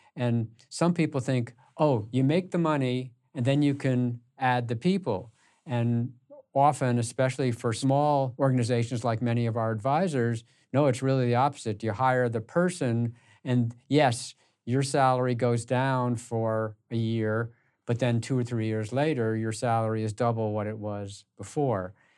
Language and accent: English; United States; I grew up in the New York and Connecticut area